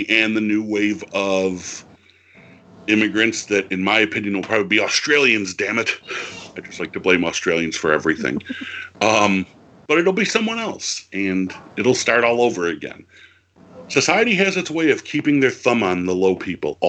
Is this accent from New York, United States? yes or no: yes; Buffalo, New York, United States; I'm from Buffalo